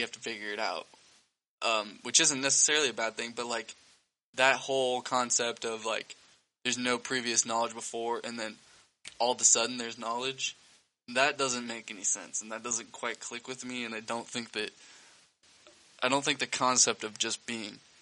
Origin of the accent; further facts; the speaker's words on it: United States; I'm American.